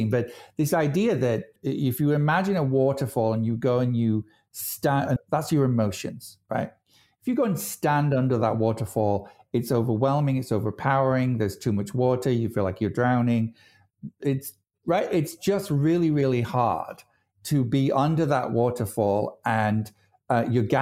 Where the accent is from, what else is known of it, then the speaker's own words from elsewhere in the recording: United Kingdom; I'm British.